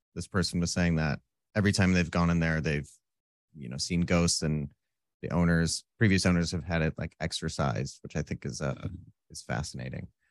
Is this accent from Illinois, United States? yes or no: yes; Roscoe, Illinois, United States; moved away as an adult; now in Southern California, United States; I grew up in a s, a town called Roscoe